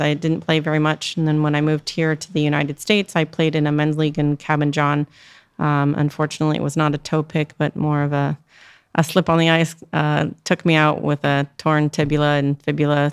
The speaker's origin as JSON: {"language": "English", "country": "Canada", "tie": "born or raised there", "moved": "yes", "lives_now": "Maryland, United States", "said": "I grew up in Canada"}